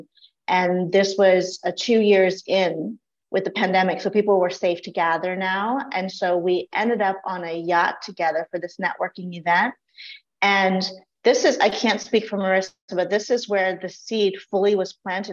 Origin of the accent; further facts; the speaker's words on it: Laos; now in United States; I was not born in the US. I was born in Laos, and my family fled the country during the Vietnam era. And so we were refugees of war